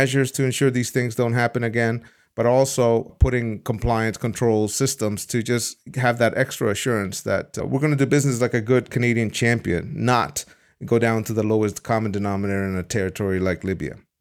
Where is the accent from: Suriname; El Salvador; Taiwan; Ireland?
El Salvador; now in Amsterdam, Netherlands; I was born in El Salvador